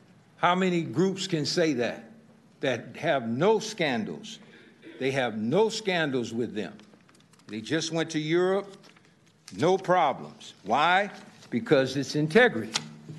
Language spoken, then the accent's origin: English; Sacramento, California, United States; I grew up in District 2. My roots go as deep as 1946 when my parents moved here